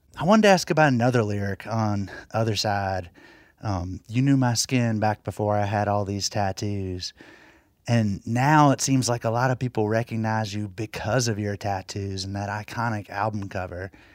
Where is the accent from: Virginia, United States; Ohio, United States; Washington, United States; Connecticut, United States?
Virginia, United States; Floyd; my hometown of Floyd, Virginia